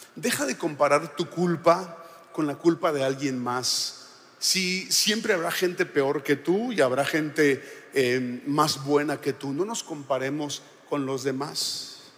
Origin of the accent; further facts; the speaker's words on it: Sonora, Mexico; now in Monterrey, Mexico; yo soy de Sonora, yo digo, en el mejor estado